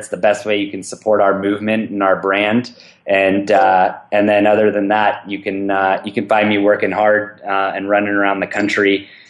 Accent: California, United States; That's one of the biggest things I realized how lucky I was growing up in the Bay Area.

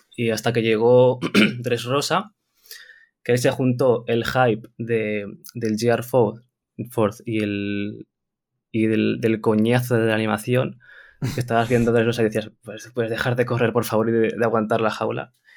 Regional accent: Barcelona, Catalonia, Spain; soy de Barcelona

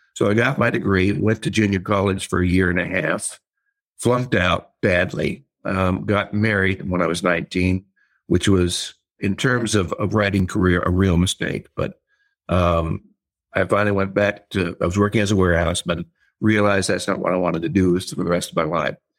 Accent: Glendale, California, United States; I grew up in, um, a place called South, it's Glendale, California, South Glendale

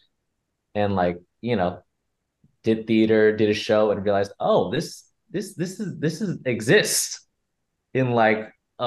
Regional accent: San Jose, California, United States; now in Los Angeles, United States; I grew up in San Jose

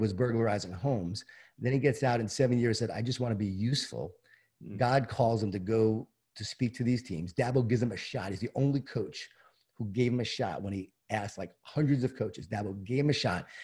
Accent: Long Island, New York, United States; I grew up in Long Island, New York, in a Jewish Italian family.

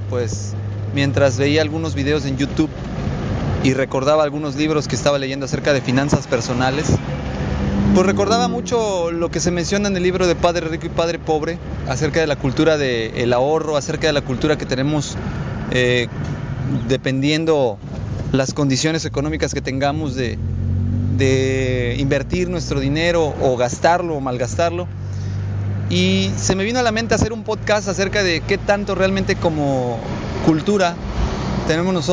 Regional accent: Mexico

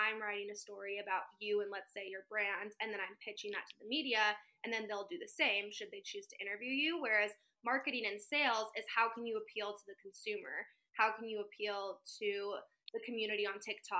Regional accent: Central Valley, Northern California, United States; moved away as an adult; now in Los Angeles, United States; I am from Northern California, semi-small town

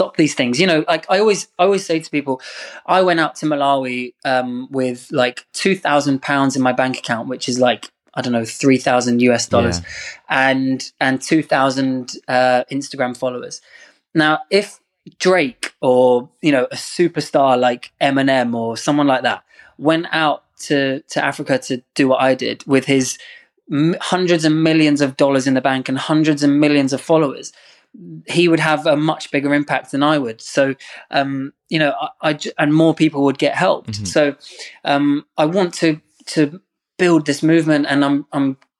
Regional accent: England, United Kingdom; I love being English and I love England

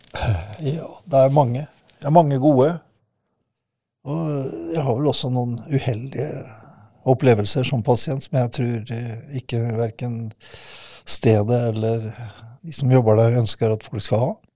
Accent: Kråkerøy, Østfold, Norway; also born or lived in Fredrikstad; Opprinnelig så er hjertet mitt uh, lagt uh, på Kråkerøy. Det er der jeg kommer ifra.

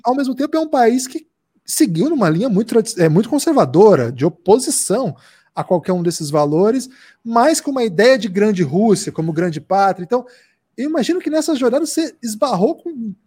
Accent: South Region, Brazil; also born or lived in interior of Paraná; Eu sou do Sul

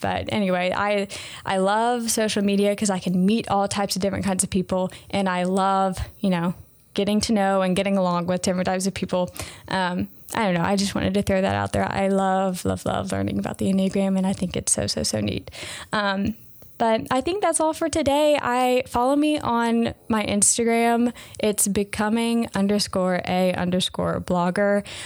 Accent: the South, United States; I'm from the South

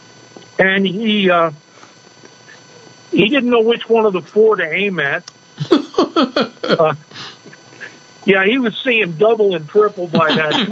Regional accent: Jicarilla Apache Reservation, New Mexico, United States; also born or lived in Taiwan; now in Sierra Vista, United States; I grew up on the Hickory Apache Reservation

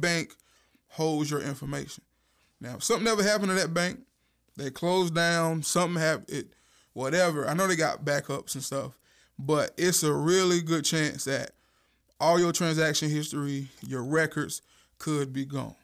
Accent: Warsaw, North Carolina, United States; I am from Duplin County

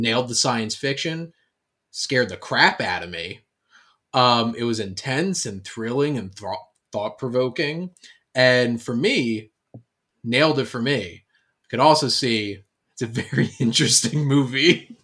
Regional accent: Camden County, New Jersey, United States; growing up in Camden County, New Jersey

